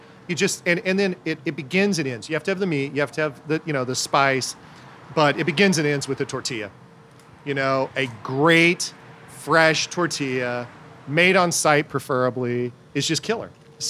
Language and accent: English; Kansas City, Missouri, United States; growing up in South KC